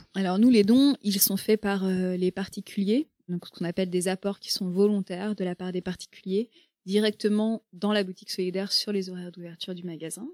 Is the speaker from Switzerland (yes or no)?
no; Rennes, Brittany, France; je suis bretonne, enfin, je suis née à côté de Rennes, à Rennes, et j'ai grandi à côté de Rennes.